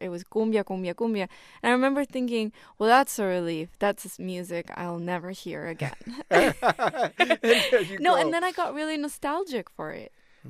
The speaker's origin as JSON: {"language": "English", "country": "Argentina", "moved": "yes", "lives_now": "United States", "said": "when I came from Argentina, I had this moment in which I knew I was coming to the U.S."}